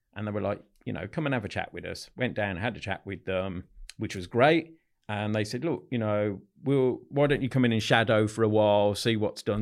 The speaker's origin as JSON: {"language": "English", "town": "Solihull", "region": "West Midlands", "country": "United Kingdom", "tie": "born or raised there", "said": "grew up in Solihull, in the Midlands, not far from the N E C"}